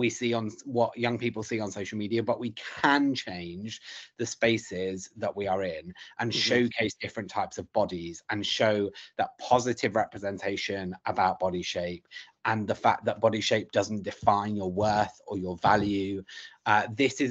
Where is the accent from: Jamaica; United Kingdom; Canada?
United Kingdom; London; I grew up in South London